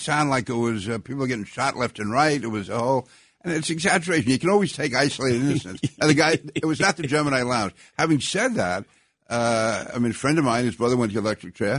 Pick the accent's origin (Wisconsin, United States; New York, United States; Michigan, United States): New York, United States; New York City; I grew up in Sunnyside, Queens